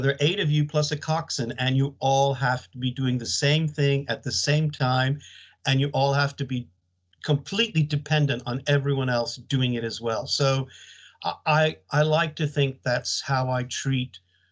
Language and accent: English; United States; moved away as an adult; also born or lived in Leeds, United Kingdom / London, United Kingdom; now in United Kingdom; as you may guess from my accent, I'm not from the UK. I went to high school in the United States